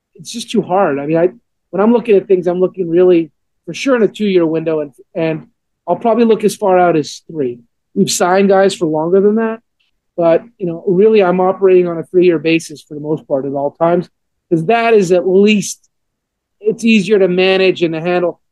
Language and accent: English; Montreal, Quebec, Canada; now in Atlanta, United States; growing up a Montreal Expos fan, growing up in Montreal